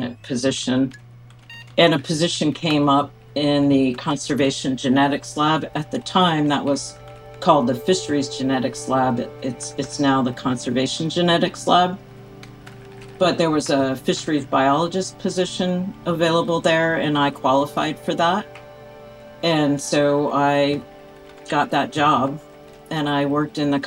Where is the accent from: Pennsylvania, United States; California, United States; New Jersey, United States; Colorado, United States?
Pennsylvania, United States; outside of Philadelphia; moved away as an adult; now in Alaska, United States; growing up outside of Philadelphia